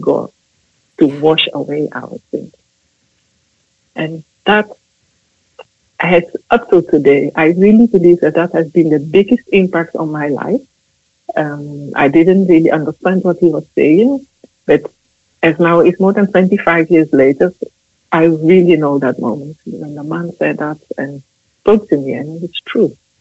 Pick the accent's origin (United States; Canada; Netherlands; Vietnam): Netherlands; I'm from the Netherlands.